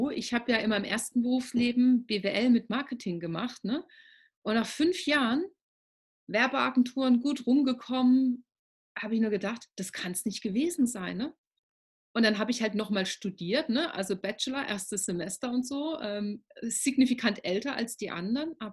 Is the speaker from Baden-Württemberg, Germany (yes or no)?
yes; Baden-Württemberg, Germany; Ja, also ich komme ja aus Baden-Württemberg.